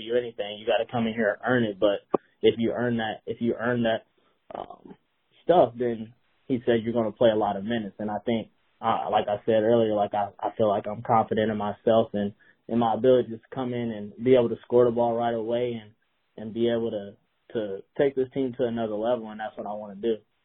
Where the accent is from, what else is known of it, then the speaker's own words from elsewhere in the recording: Indianapolis, Indiana, United States; I'm originally from from Indianapolis, Indiana, so uh, Purdue's not too far, about 50 minutes from where I went to high school